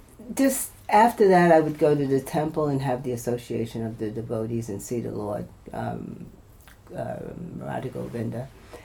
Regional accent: New York City, New York, United States; moved away; I'm originally from New York City.

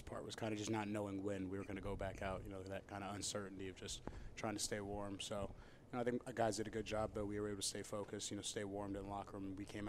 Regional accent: San Diego, California, United States; moved away; I come from San Diego

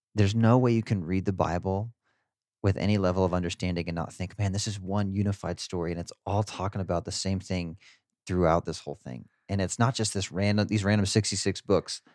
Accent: Garden City, United States; my hometown yesterday, Garden City

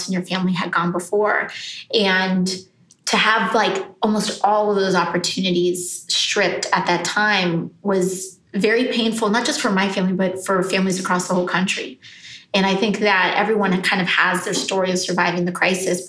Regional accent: New York City, New York, United States; I was born in the Bronx to two really working class parents

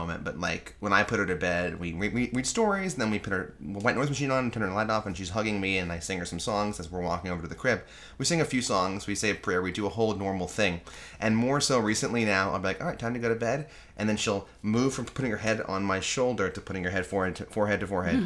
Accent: New York City, New York, United States; Growing up in New York

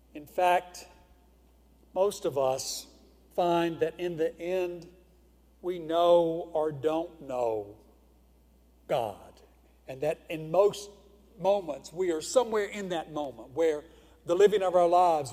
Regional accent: Houston, Mississippi, United States; I was born in Houston, Mississippi

